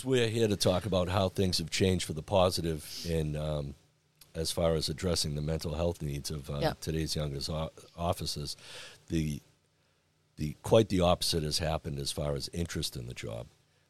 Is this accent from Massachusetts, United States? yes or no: yes; Braintree, Massachusetts, United States; Well, I tell you, I grew up in Braintree, and as a young child, I wanted to be a police officer in the community I grew up in.